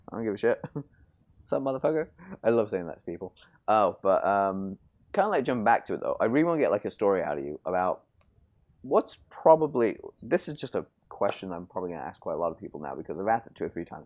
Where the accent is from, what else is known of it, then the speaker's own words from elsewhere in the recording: United Kingdom; I'm British